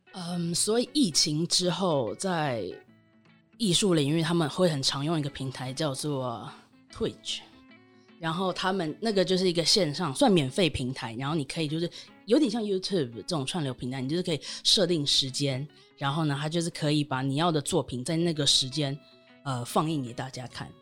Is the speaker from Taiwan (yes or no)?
yes; Taiwan; moved away as an adult; also born or lived in United Kingdom; 当时我人在英国，但我身为台湾人